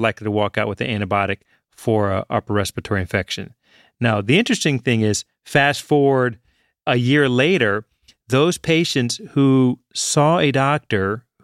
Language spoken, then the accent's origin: English; Richmond, Virginia, United States; I grew up in Richmond, Virginia